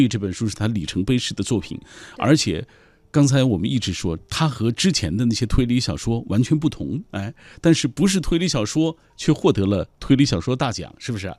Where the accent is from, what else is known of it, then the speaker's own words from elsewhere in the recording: China; 我们中国人最喜欢做的就是报喜不报忧啊